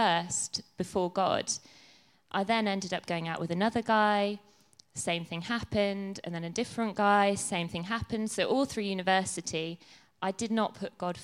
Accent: Ireland; I was born in Ireland, so I was brought up as a Catholic

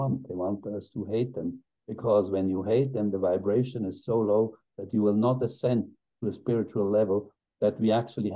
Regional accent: Switzerland; my home country

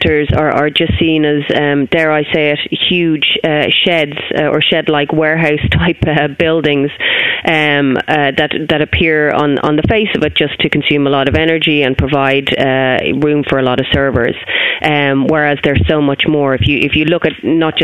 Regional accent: Ireland

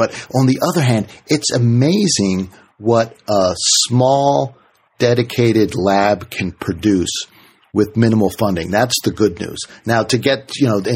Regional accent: Washington, District of Columbia, United States; I grew up in Washington, D.C.

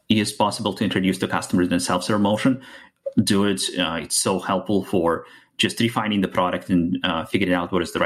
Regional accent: Russia; English is a second language; moved away as an adult; now in United States; As you can hear from my accent, I'm from outside of the US, moved to the US about 10 years ago. Before that, was born and raised in Russia

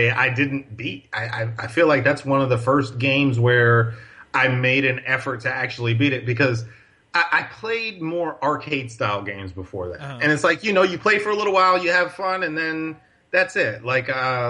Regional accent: Paterson, New Jersey, United States; I grew up in North Jersey in a city called Paterson

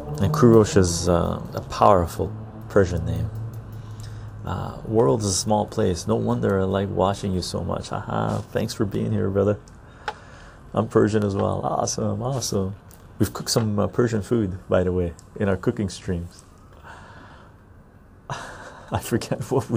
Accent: Canada; first language Armenian; English is a second language; also born or lived in Tehran, Iran; most of my life I've been in Canada. I'm a Canadian.

